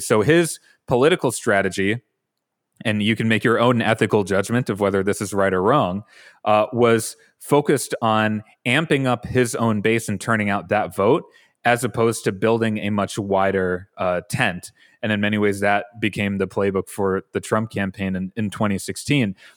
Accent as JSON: {"language": "English", "town": "Brookfield", "region": "Wisconsin", "country": "United States", "tie": "born or raised there", "said": "growing up in Brookfield, it gave me a sensitivity, uh, Brookfield is in suburban Milwaukee"}